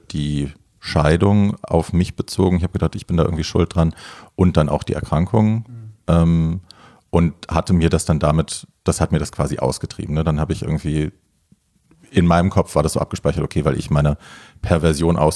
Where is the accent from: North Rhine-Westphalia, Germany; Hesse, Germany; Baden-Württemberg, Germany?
Hesse, Germany; Hofheim; aus Ho Hofheim. Also das ist so mein Taunuskreis.